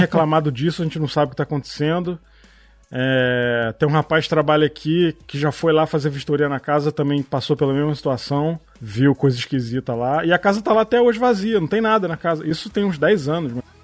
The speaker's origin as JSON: {"language": "Portuguese", "town": "Petrópolis", "region": "Rio de Janeiro", "country": "Brazil", "tie": "born or raised there", "also_born_or_lived": "São Paulo", "said": "Eu nasci em Petrópolis, fui morar em São Paulo. Recém-nascido e eu, quando tinha uns seis anos, a gente voltou para Petrópolis"}